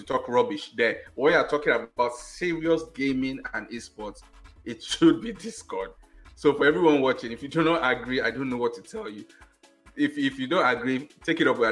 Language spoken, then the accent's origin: English; Nigeria; as a Nigerian